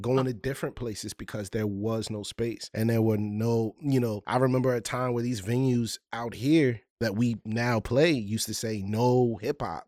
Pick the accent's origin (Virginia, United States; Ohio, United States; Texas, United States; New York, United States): Virginia, United States; Richmond; I'm a artist from Richmond, Virginia